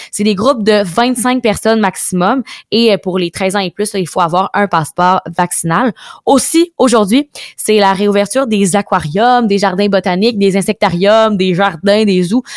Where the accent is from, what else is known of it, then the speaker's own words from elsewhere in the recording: Quebec, Canada; chez nous au Québec